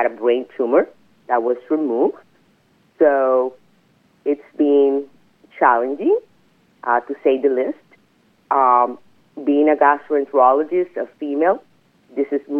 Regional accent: Hatillo, Puerto Rico; I was born and raised in Puerto Rico in a small town called Atillo

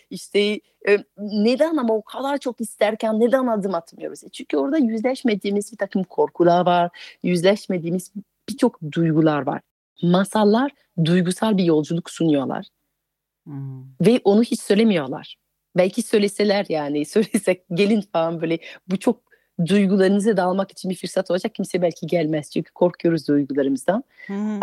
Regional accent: France; Turkish is a second language; moved away as an adult; now in Turkey; Fransızım, yerli yabancıyım çünkü 20 yıldır Türkiye'de yaşıyorum

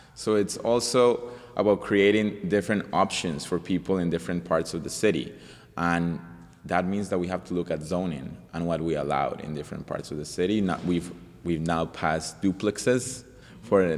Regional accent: Colombia; also born or lived in Montreal, Canada; now in Vancouver, Canada; I'm from Colombia. I came from Colombia as a refugee

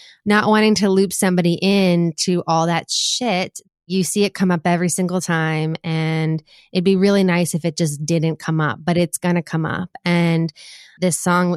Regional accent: Boston, Massachusetts, United States; moved away as an adult; also born or lived in Washington, D.C.; I'm from Boston, from Jamaica Plain. And so I've gotten to set up this studio here in my old bedroom

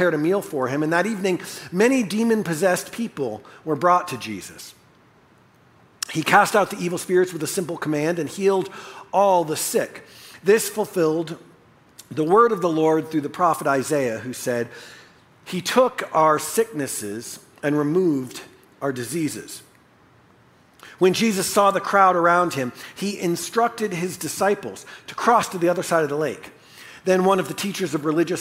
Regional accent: United States; we as American evangelical Christians

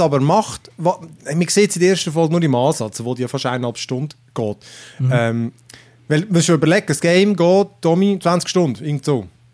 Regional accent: Switzerland; bei uns in der Schweiz

